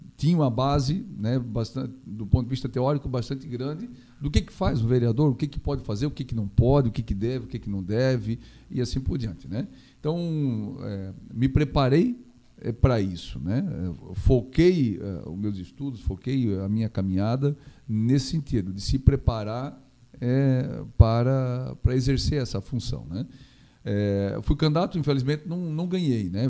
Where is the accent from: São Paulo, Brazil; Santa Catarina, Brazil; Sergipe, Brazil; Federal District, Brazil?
Santa Catarina, Brazil; Gaspar; also born or lived in Blumenau; E a vida nossa foi sempre Gaspar, né? é, desde criança.